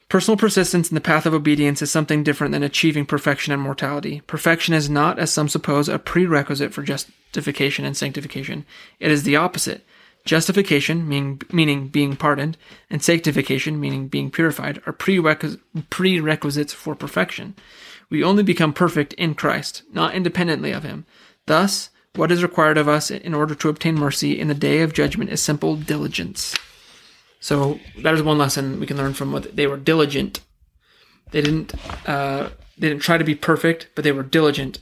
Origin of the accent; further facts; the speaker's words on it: United States; as an American